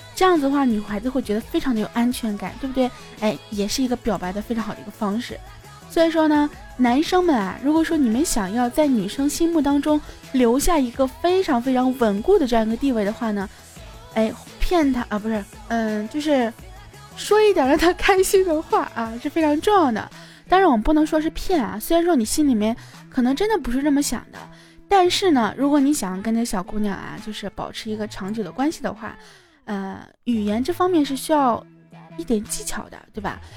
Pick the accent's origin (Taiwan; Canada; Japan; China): China; 我们中国人自己的情人节。